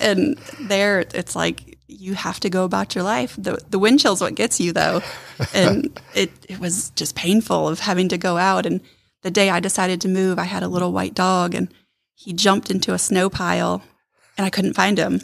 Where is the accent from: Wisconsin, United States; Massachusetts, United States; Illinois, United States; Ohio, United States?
Ohio, United States; moved away as an adult; also born or lived in Michigan; now in Rome, Georgia, United States; originally I'm from Ohio